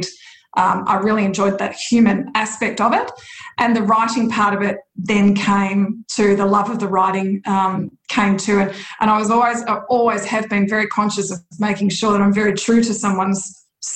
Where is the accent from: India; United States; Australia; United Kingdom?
Australia; Churchill, Victoria; also born or lived in Melbourne; I grew up in a tiny little place called Churchill in Gippsland, which I'm in Melbourne at the moment